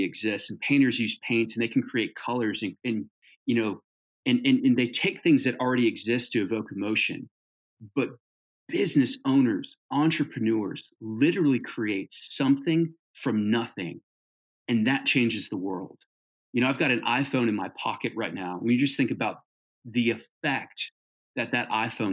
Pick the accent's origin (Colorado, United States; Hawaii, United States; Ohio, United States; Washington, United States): Hawaii, United States; also born or lived in Southern California / Northern California; now in Birmingham, Alabama, United States; I grew up in Hawaii